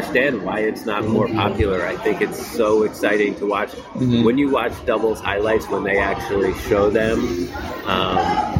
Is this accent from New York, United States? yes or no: yes; New York, United States; I grew up in New York